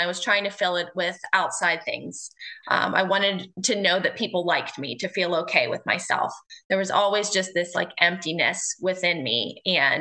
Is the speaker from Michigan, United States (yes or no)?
no; Houston, Pennsylvania, United States; I am from Houston, Pennsylvania, which is a small town just south of Pittsburgh.